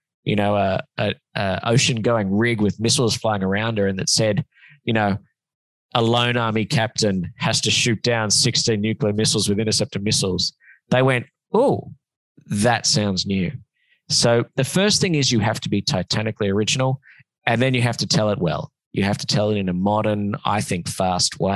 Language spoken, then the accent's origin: English; Sydney, New South Wales, Australia; moved away as an adult; now in Los Angeles, United States; I lived in Sydney for a long time